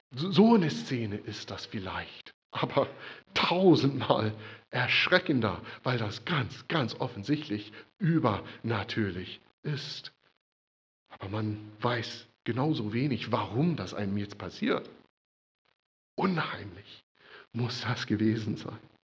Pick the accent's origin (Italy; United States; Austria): United States; now in Germany; Für mich als Amerikaner